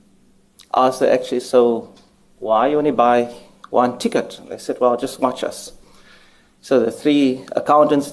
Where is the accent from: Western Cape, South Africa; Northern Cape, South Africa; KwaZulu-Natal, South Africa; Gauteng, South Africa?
Western Cape, South Africa; Cape Town; moved away; Cape Town is my hometown, and I'm always pleased to return here.